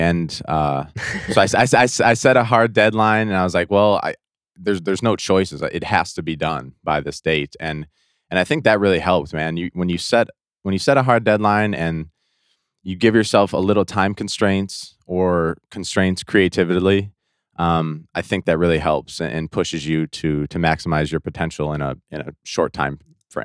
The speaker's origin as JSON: {"language": "English", "town": "Detroit", "region": "Michigan", "country": "United States", "said": "I'm from Detroit, Michigan, uh, right outside Detroit"}